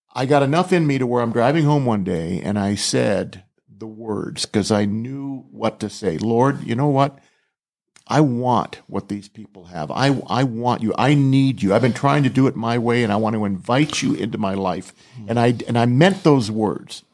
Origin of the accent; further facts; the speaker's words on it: Southern California, United States; also born or lived in Rhode Island; we moved from Rhode Island to Southern California when I was only eight, eight years old